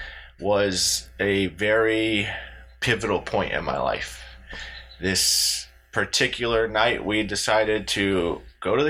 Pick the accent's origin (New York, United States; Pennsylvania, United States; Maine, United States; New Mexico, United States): New Mexico, United States; Pojoaque; in my hometown of Pauaca, New Mexico.